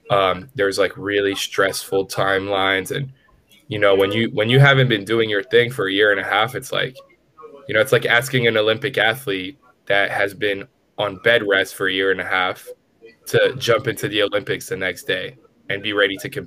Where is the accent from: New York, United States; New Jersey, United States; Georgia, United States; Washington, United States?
New York, United States; New York City; I grew up in the Bronx.